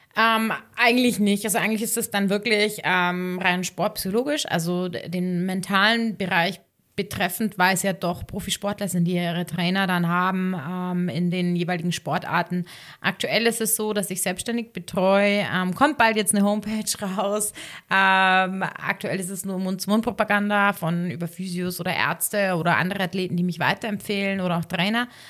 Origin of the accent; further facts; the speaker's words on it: Ohlstadt, Bavaria, Germany; moved away as an adult; also born or lived in Innsbruck / Munich; ich komme ja ursprünglich aus Ohlstadt, ähm, aber für mich war das da, der Landkreis Garmisch-Partenkirchen, immer meine Heimat